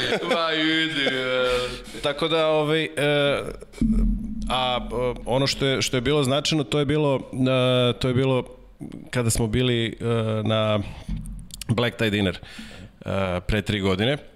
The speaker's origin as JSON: {"language": "Croatian", "country": "Serbia", "said": "ja, ja Srbije"}